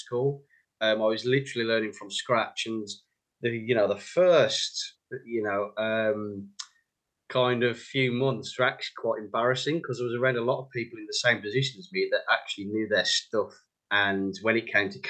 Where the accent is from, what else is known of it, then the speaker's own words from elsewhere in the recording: West Midlands, United Kingdom; moved away as an adult; now in London, United Kingdom; You can probably tell by the accent, I'm from the West Midlands.